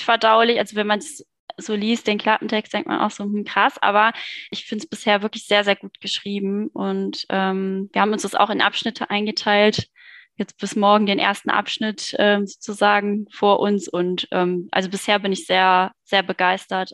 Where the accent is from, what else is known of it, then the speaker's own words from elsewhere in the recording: Cologne, North Rhine-Westphalia, Germany; moved away; In Köln direkt geboren, ja. Und aufgewachsen